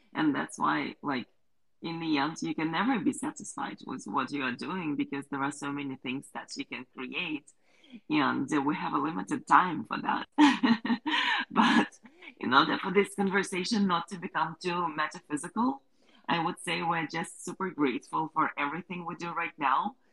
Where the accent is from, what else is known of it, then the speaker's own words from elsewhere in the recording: Ukraine; We're both from Ukraine